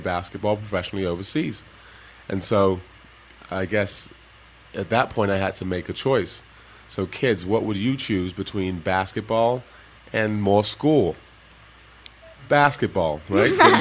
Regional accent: England, United Kingdom; first language Igbo; also born or lived in Nigeria (parents); now in United States; I was born in England, across the pond, and I grew up half my life there and half my life in the United States

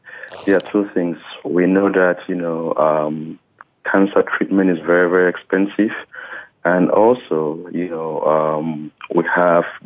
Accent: Cameroon; now in Las Vegas, United States; I am an American citizen with origins from Cameroon

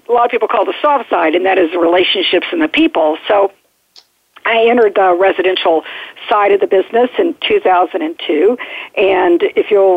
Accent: Midwest, United States; moved away as an adult; also born or lived in Dallas, Texas; now in Washington, D.C. metro region, United States; I grew up in the Midwest, have an entrepreneurial father

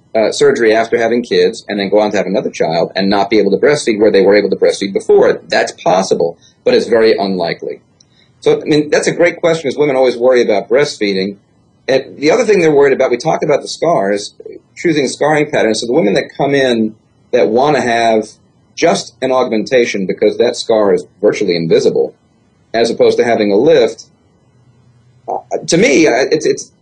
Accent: New York, United States; I'm from New York

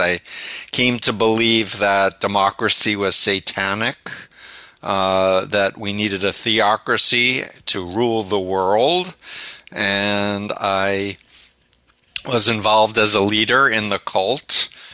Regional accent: New York City, New York, United States; I'm from Flushing, Okay. Right near Union Turnpike. And I grew up 1.3 miles from Donald Trump

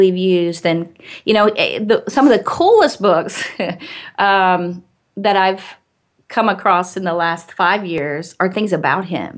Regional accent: Arkansas, United States; moved away; I came from Arkansas

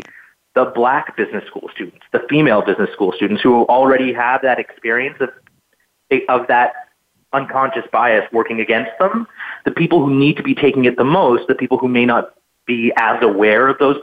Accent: a town outside Edmonton, Alberta, Canada; I grew up in Northwestern Canada in a town outside of the city of Edmonton in Alberta

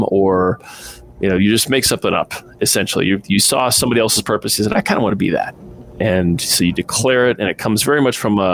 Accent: Midwest, United States; I was raised in the Midwest

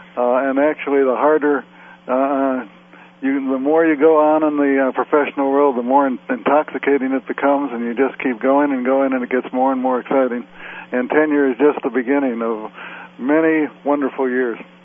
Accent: Chicago, Illinois, United States; I grew up in Chicago

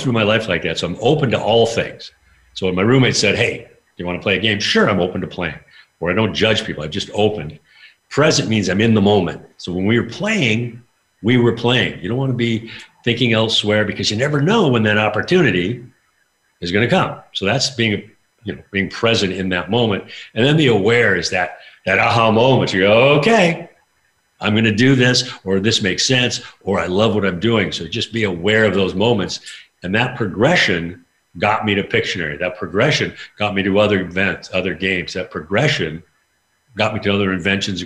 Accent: Spokane, Washington, United States; also born or lived in Vancouver, Canada; I was born in Canada, Vancouver, but I grew up in Spokane, Washington

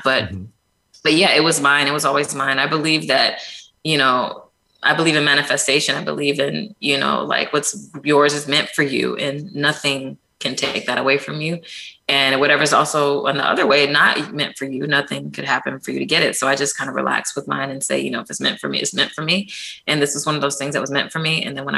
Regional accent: Ann Arbor, Michigan, United States; also born or lived in Detroit, Michigan; I was born in Detroit, raised in Ann Arbor.

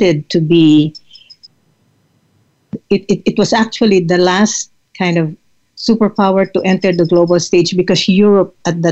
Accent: Philippines; now in United States; I was looking at myself as a Filipina, and what brought me to the United States

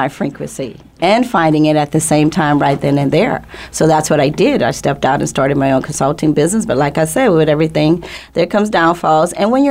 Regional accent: New Orleans, Louisiana, United States; moved away as an adult; also born or lived in Cleveland, Ohio; I am originally from New Orleans, like you said, mm-hmm. a single teenage mother at the age of 15.

